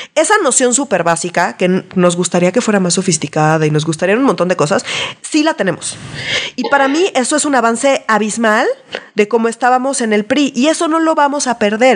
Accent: Mexico

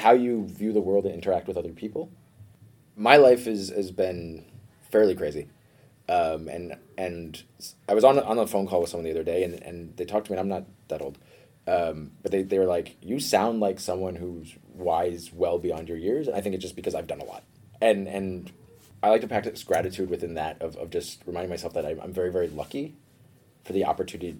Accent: New York City, New York, United States; moved away as an adult; also born or lived in Denmark; now in Copenhagen, Denmark; I grew up in New York, which is, in my opinion, even though I don't think I want to actually live there, the greatest metropolis on Earth

